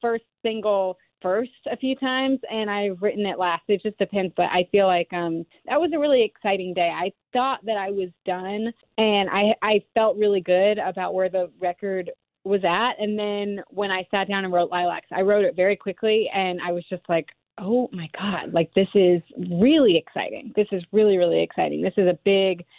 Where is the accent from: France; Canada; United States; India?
United States; Alabama; we both grew up in Alabama